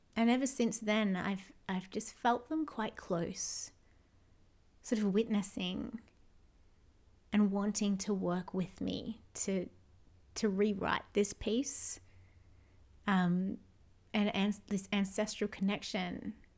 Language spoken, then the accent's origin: English; Australia; all of my ancestors left their homelands and their homes to come here to Australia